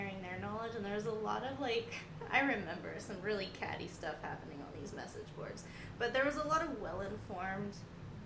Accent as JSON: {"language": "English", "town": "Huntington Beach", "region": "California", "country": "United States", "also_born_or_lived": "Santa Cruz", "lives_now": "Long Beach, United States", "said": "I am from Huntington Beach"}